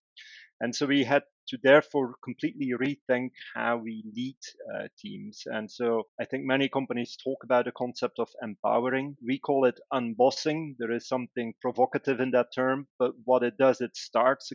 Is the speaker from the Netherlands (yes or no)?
no; Belgium; moved away; Originally, I'm from Belgium.